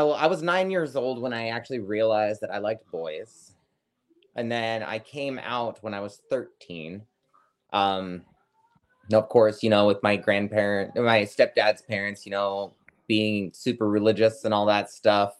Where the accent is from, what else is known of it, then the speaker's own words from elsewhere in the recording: Iowa, United States; Yeah, getting the hell out of that little shithole.